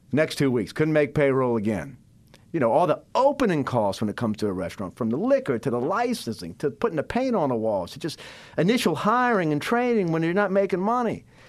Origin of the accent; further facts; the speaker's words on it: Biloxi, Mississippi, United States; I'm born and raised in Biloxi, Mississippi.